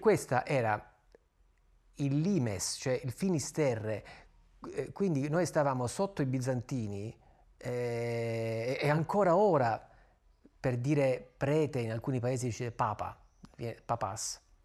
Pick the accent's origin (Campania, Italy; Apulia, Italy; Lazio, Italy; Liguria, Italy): Apulia, Italy; io sono pugliese